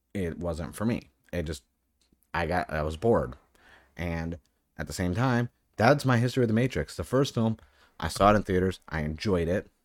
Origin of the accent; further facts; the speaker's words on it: New England, United States; now in Southern California, United States; I live in Southern California. I'm from New England